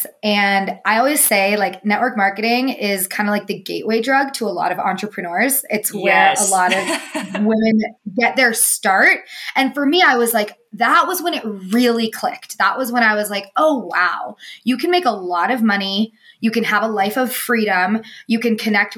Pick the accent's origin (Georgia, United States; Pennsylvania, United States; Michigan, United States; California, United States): California, United States; Truckee; also born or lived in Colorado; I grew up in Northern California